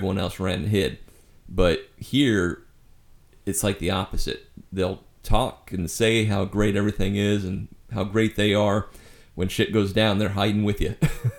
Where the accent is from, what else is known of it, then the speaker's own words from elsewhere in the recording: Nebraska, United States; moved away; Yeah, growing up in Nebraska